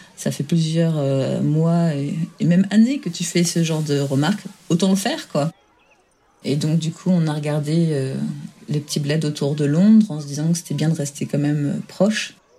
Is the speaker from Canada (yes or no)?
no; France; now in England; Je suis française